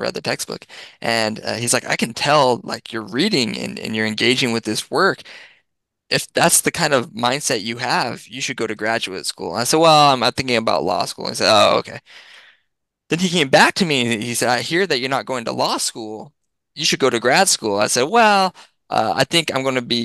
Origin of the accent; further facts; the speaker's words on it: Massachusetts, United States; moved away as an adult; now in Missouri, United States; I'm from Massachusetts